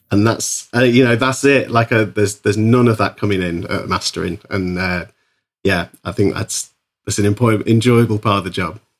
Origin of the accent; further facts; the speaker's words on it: Isle of Man; moved away as an adult; also born or lived in Bristol; now in Liverpool, United Kingdom; I grew up on the Isle of Man and I moved to Bristol when I was about twen, nineteen, twenty